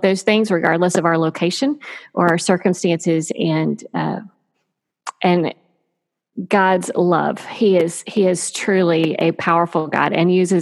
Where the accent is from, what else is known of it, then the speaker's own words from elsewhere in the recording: Texas, United States; moved away as an adult; I grew up in Texas